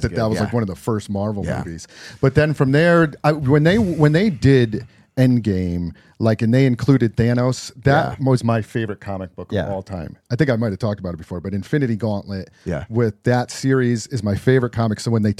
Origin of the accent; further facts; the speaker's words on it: East Coast, United States; now in California, United States; I'm from the East Coast.